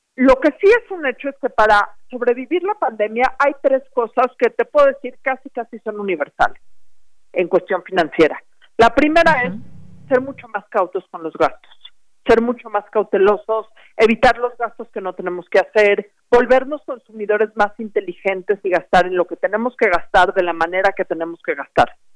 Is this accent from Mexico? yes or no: yes; Mexico; como mexicanos